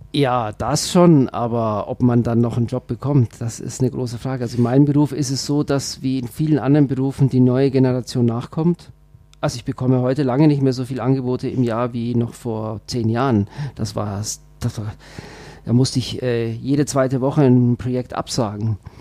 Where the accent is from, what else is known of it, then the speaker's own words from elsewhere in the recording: Switzerland; also born or lived in Bavaria; now in Germany; ich bin ja Schweizer, also wenn ich das mal so, so sagen darf, aber nur Zugereister. Ja. Ich fühle mich äh, total als Bayer